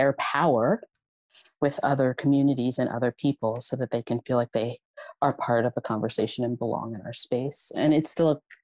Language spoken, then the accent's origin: English; Philadelphia, Pennsylvania, United States; I grew up in the Mantua section of Philadelphia